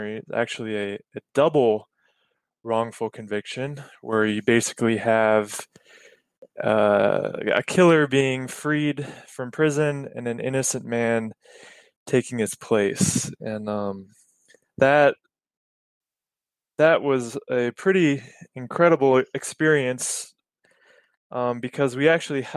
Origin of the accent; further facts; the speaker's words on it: Cleveland, Ohio, United States; I'm from Cleveland, Ohio